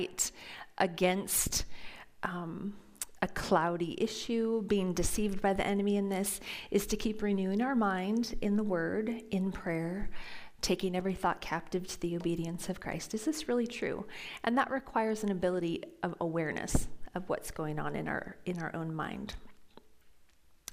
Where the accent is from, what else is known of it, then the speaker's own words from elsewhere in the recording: Phoenix, Arizona, United States; moved away; I grew up in Phoenix, Arizona